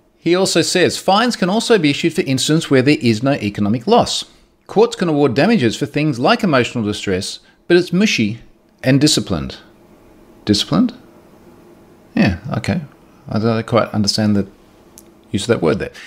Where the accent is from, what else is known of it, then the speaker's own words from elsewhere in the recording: Australia; I'm Australian